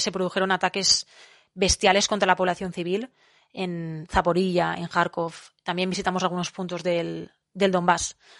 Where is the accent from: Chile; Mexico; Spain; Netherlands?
Spain; Valencian Community; en mi pueblo, en la comunidad valenciana